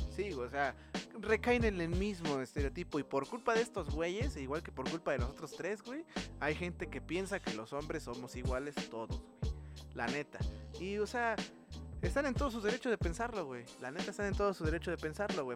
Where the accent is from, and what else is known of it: Mexico